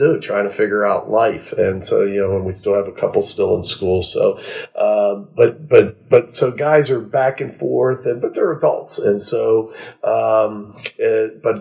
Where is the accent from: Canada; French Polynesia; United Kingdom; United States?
United States; Florida; moved away; I grew up in Florida